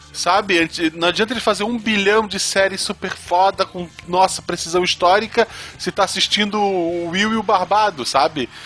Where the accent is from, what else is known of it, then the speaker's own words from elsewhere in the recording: Florianópolis, Santa Catarina, Brazil; Florianópolis não é Desterro, sou de Desterro